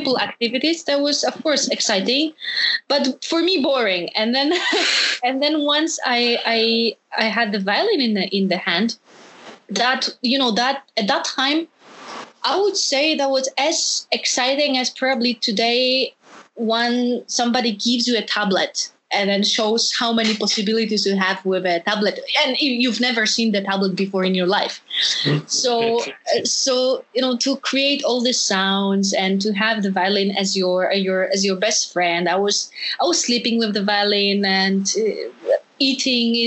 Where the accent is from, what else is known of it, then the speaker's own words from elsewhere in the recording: Poland; moved away; also born or lived in Hanover, Germany; in Poland, in my home country